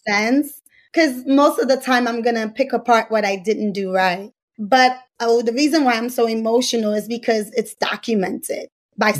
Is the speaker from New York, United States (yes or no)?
yes; New York, United States; I'm from New York